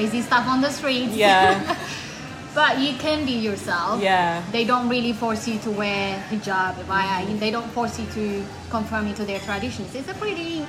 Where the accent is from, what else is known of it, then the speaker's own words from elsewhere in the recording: Dubai, United Arab Emirates; also born or lived in Eritrea; now in London, United Kingdom; I love Dubai. I kind of grew up there.